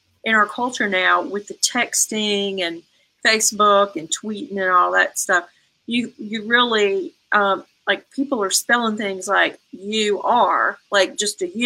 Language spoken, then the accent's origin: English; the South, United States; I grew up in the South in a culture where you said, yes, ma'am, you said, no, sir